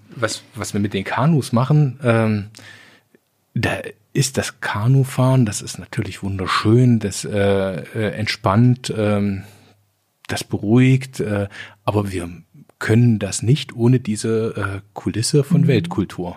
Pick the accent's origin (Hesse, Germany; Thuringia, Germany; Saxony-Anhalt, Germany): Saxony-Anhalt, Germany; Sangerhausen; also born or lived in Jena; now in Kirchscheidungen, Germany; ich bin geboren in Sangerhausen. Ja. Rosenstadt Sangerhausen